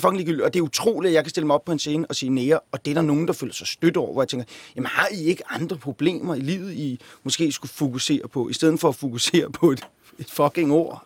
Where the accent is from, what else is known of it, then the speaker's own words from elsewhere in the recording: Copenhagen, Capital Region of Denmark, Denmark; Jeg voksede op på Amager.